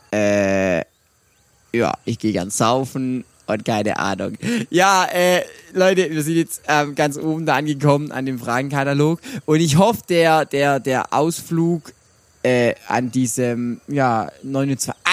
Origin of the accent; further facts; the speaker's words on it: Swabia, Germany; accent: Swabian; Ja, ich bin ein Schwabe. Ich bin, das war jetzt gar nicht mal Schwäbisch, aber ich kann Schwäbisch schwätzen, das ist kein Problem, aber dann versteht mich ja keiner.